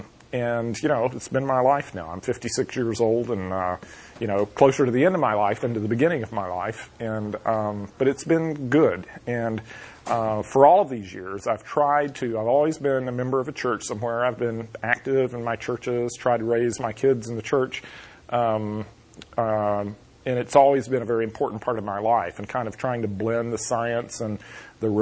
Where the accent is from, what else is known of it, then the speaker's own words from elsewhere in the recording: North Florida, United States; accent: southern; moved away as an adult; also born or lived in Pasadena, California; I grew up in North Florida, which is South Georgia for all practical purposes, and you can probably hear a southern accent in my voice